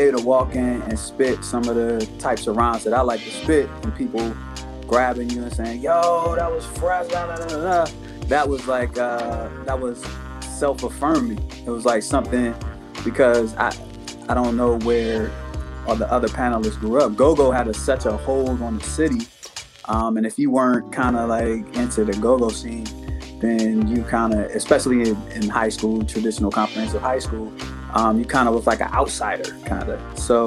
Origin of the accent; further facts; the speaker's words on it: Prince George's County, Maryland, United States; I was from Prince George's County, right outside the city